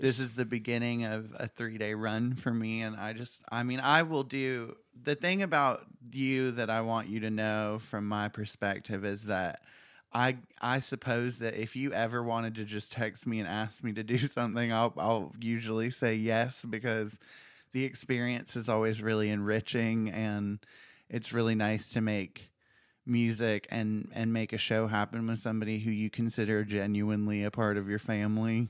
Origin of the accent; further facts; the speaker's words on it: South Carolina, United States; we come from South Carolina that no matter where you live, you're going to carry that with you because you, uh, can say that I was lucky enough to be born here